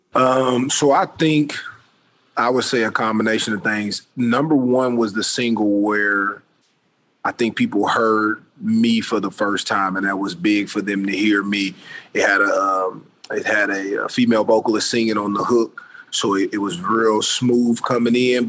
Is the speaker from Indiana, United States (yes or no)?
yes; Indianapolis, Indiana, United States; moved away as an adult; also born or lived in Orlando; now in Los Angeles, United States; growing up in Indianapolis